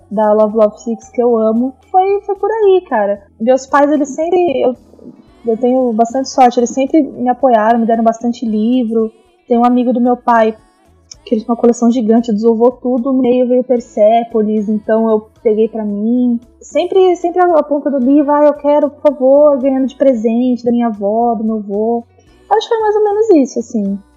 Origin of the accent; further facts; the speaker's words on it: ABC Paulista, São Paulo, Brazil; eu sou da BC, eu moro em São Caetano.